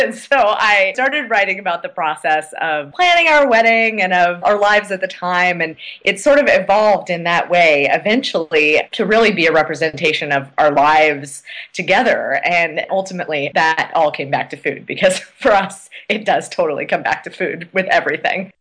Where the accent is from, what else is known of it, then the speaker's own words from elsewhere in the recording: Oregon, United States; now in Washington, D.C., United States; I grew up in Oregon.